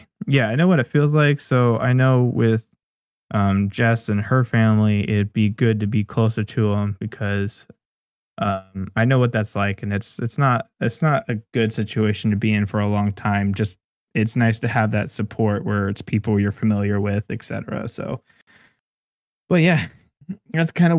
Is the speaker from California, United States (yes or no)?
yes; California, United States; moved away as an adult; now in Arizona, United States; we grew up over in California with all our friends and family